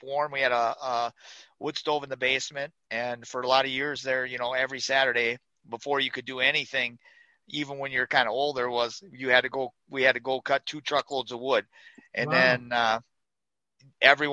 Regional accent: Grantsburg, Wisconsin, United States; I grew up in northern Wisconsin, up in the Eureka, Grantsburg area, and that's where actually where I moved back to now.

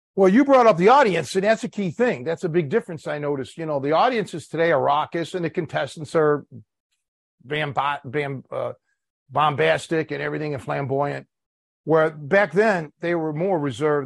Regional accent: Cleveland, Ohio, United States; now in Chicago, United States; I'm from Cleveland, born and raised.

